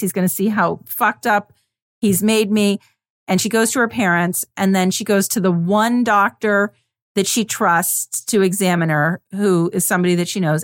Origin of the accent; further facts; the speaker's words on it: Vermont, United States; growing up in Vermont